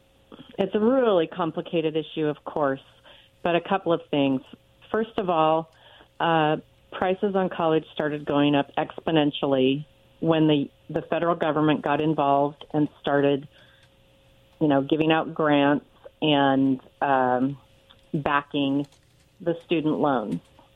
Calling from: Richland, Washington, United States; I'm calling from Richland.

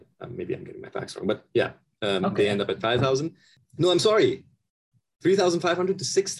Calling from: Himachal Pradesh, India; So I am currently sitting in the state of Himachal Pradesh in India. And this is near the Himalayas.

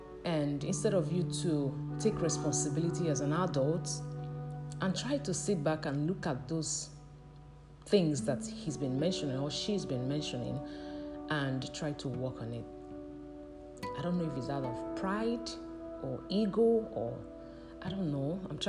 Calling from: Nigeria; I'm speaking from Nigeria, and in Nigeria it's 7:54 a.m.

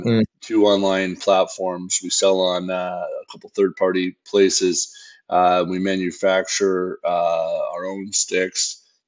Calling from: north of Toronto, Ontario, Canada; also born or lived in British Columbia; Calling in from just north of Toronto, Ontario, in Canada.

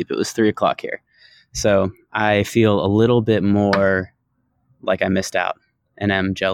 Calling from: Sweden; calling in from Sweden.

